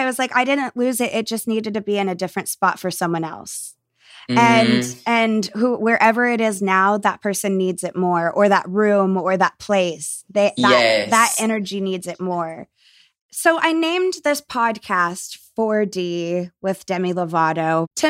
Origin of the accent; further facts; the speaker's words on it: the South, United States; a lot of the beliefs that were forced onto me as a kid growing up in the South were actually more harmful to me as an adult.